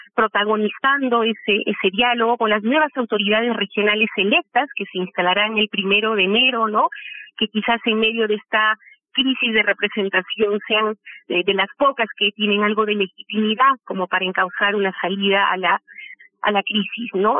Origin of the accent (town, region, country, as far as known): Peru